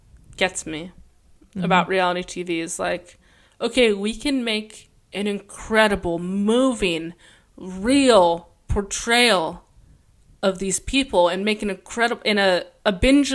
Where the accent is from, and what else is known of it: Los Angeles, California, United States; born or raised there